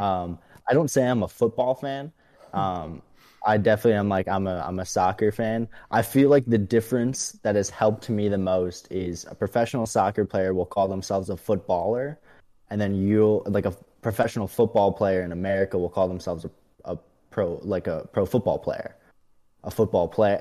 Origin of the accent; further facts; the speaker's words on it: Chicago, Illinois, United States; moved away as an adult; also born or lived in Saint Louis, Missouri; now in Charlotte, United States; I'm originally from Chicago, Illinois